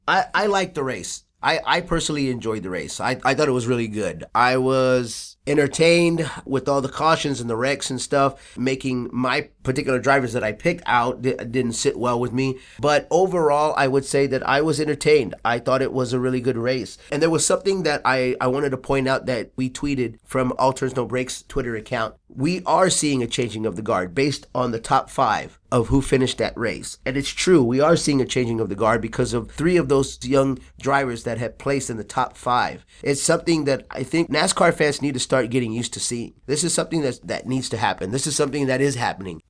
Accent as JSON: {"language": "English", "region": "Texas", "country": "United States", "said": "I'm from Texas"}